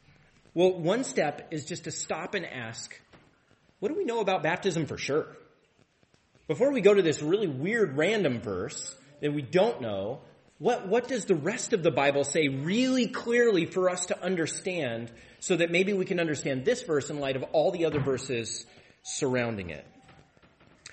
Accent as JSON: {"language": "English", "area": "Tri-Cities", "region": "Washington", "country": "United States", "tie": "born or raised there", "said": "I grew up in the Tri-Cities"}